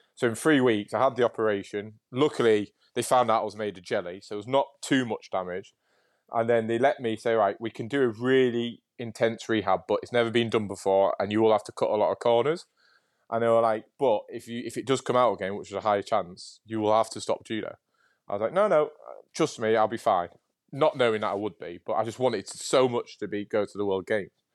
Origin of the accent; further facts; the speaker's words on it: Hull, Yorkshire and the Humber, United Kingdom; moved away; also born or lived in Nottingham; I was born in Nottingham, but raised in Yorkshire